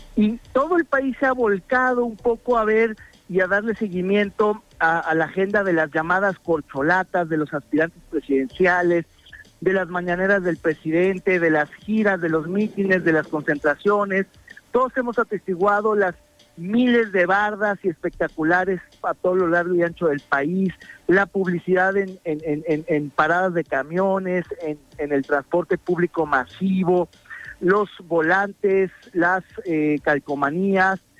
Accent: Mexico; como mexicanos

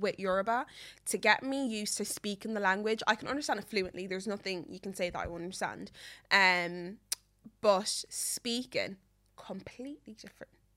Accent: Meath, Leinster, Ireland; I'm from Meath

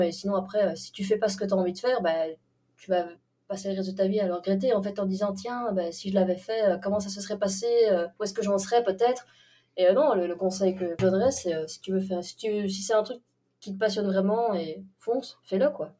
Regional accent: Belgium; chez nous, en Belgique

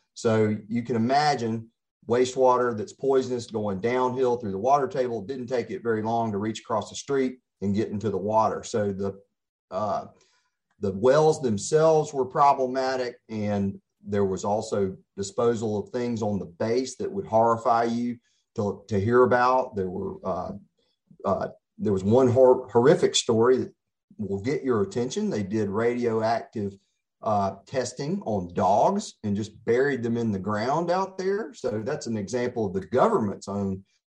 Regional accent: Pascagoula, Mississippi, United States; also born or lived in Jackson, Mississippi; now in Oxford, United States; I'm born and raised in Mississippi, and I started out in Pascagoula

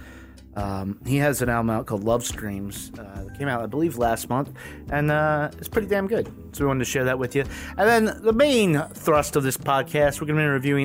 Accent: the South, United States; now in Washington, D.C., United States; Growing up in the South, strip malls are everywhere

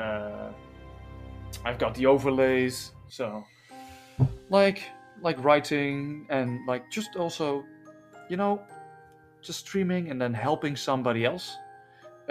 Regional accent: Netherlands; accent: Dutchified; my English, in my opinion, sometimes sounds a bit Dutchified

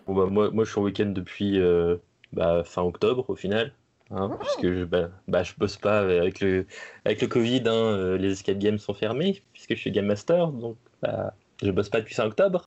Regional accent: Manche, Normandy, France; je suis un enfant de la, Manche, hein, bon, bon gros normand

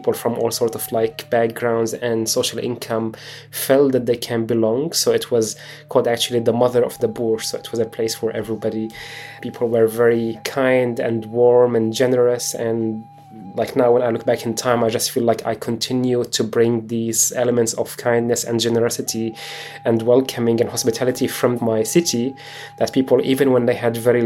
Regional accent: Homs, Homs Governorate, Syria; moved away as an adult; I lived in Homs for 23 years and absolutely loved my life there.

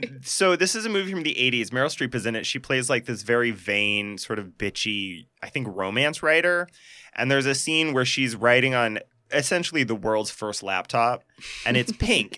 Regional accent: Montana, United States; I grew up in Montana.

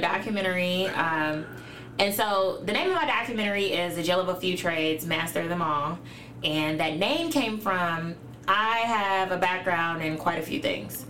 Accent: Chicago, Illinois, United States; also born or lived in Elgin, Illinois; I was born in Elgin, but moved. My parents moved. Well, my mom moved to Chicago when I was a month old

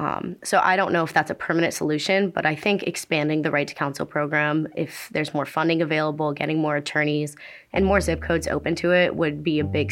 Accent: Southington, Connecticut, United States; I'm from Southington, Connecticut, and I'm a junior journalism student at the University of Connecticut.

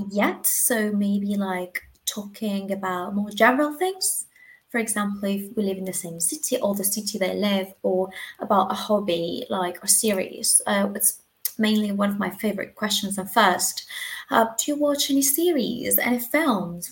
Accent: Argentina; English is a second language; moved away as an adult; now in Spain; I'm from Argentina

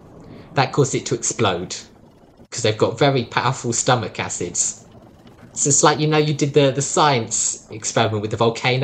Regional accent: Australia; And I come from Australia.

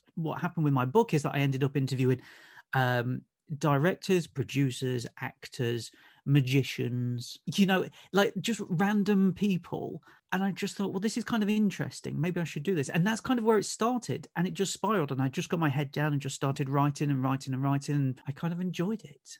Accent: Nottingham, East Midlands, United Kingdom; moved away as an adult; now in Essex, United Kingdom; I'm originally from Nottingham and moved down to Essex, uh, just, uh, just after two thousand

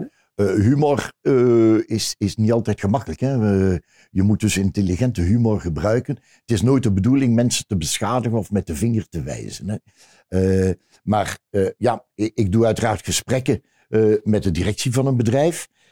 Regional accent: Ghent, Flanders, Belgium; Nee, ik ben niet van Antwerpen. Eh, ik ben van Gent

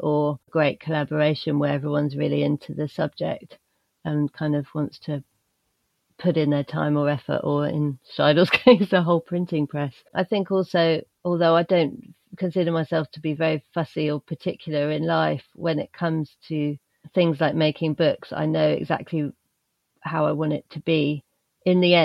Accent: United Kingdom; as a person growing up in the British countryside in a small but increasingly quite smart village

